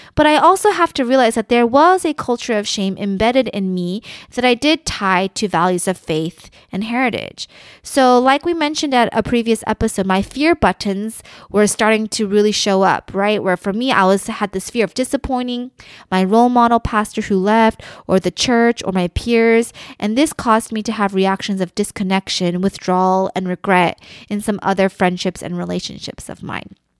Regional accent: United States; I am Korean American

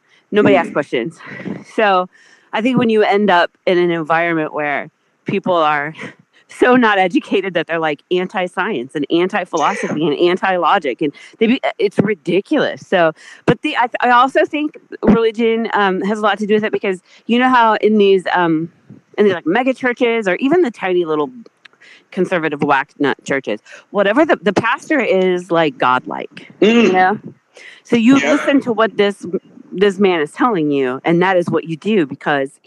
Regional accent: South Carolina, United States; I'm from South Carolina

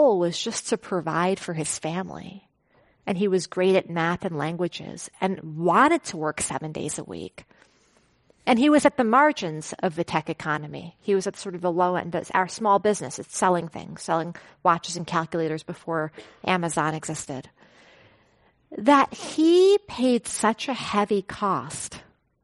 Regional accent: New York City, New York, United States; moved away as an adult; also born or lived in Silicon Valley; growing up in Flushing, Queens

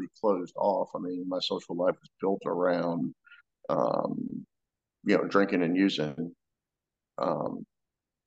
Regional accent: Florida, United States; I grew up in Florida, pretty middle-class family

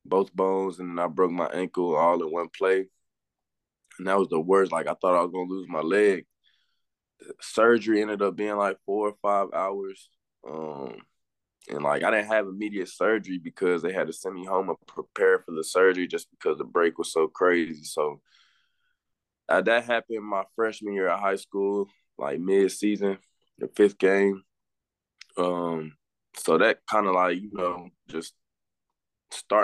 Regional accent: Marietta, Georgia, United States; moved away as an adult; definitely a Georgia boy. So I grew up in the Marietta

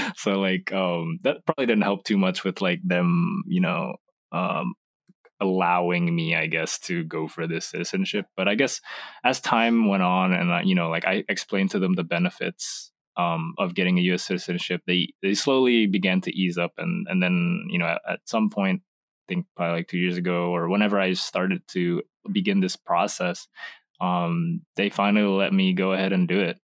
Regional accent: United States; also born or lived in Indonesia; I moved to America when I was two

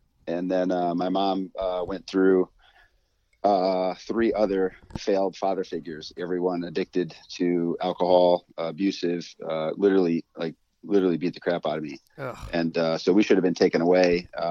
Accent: Texas, United States; born there; so my personal background, like I was born in Texas.

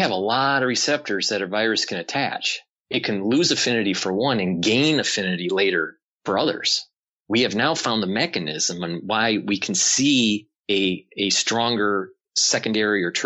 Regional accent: Detroit, Michigan, United States; I was born and raised in Detroit

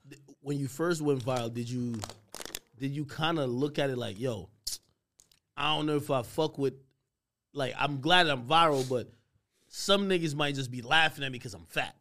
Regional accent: New Jersey, United States; I am from Jersey

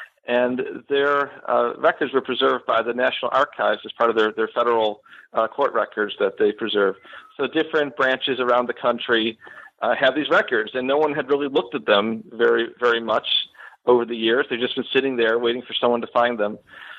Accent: Buffalo, New York, United States; moved away as an adult; now in Florida, United States; So I am originally from Western New York. I grew up in the Buffalo area, and I moved down to Florida in 2010

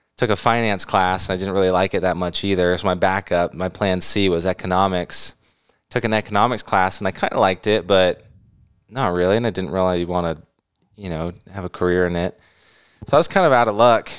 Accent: the Bay Area, California, United States; moved away; I grew up in the Bay

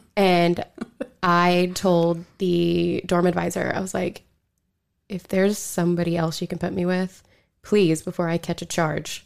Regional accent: Skiatook, Oklahoma, United States; I'm actually from Skytook

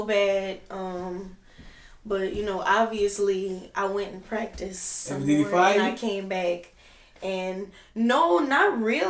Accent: Baton Rouge, Louisiana, United States; moved away as an adult; now in New Orleans, United States; I was raised in Baton Rouge. I went to high school in Baton Rouge and everything.

